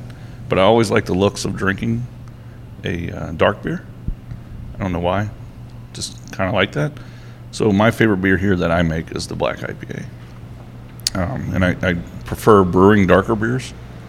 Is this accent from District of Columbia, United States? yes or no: no; Brunswick, Maryland, United States; born and raised in Brunswick